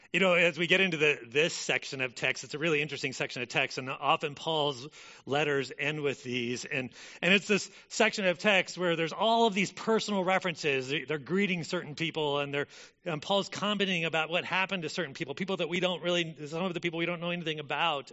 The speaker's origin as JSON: {"language": "English", "town": "Corvallis", "region": "Oregon", "country": "United States", "tie": "born or raised there", "said": "I grew up in Corvallis"}